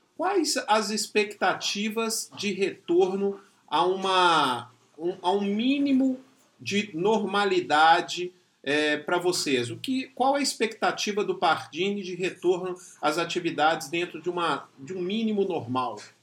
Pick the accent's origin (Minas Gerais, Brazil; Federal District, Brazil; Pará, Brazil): Minas Gerais, Brazil; Belo Horizonte; sou mineiro, né, sou de Belo Horizonte